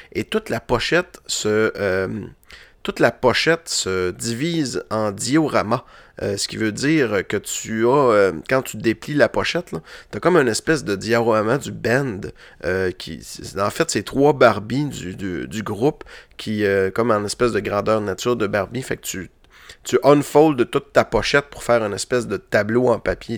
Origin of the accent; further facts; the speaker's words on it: Roberval, Quebec, Canada; moved away as an adult; now in Quebec City, Canada; étant ticu à Robertval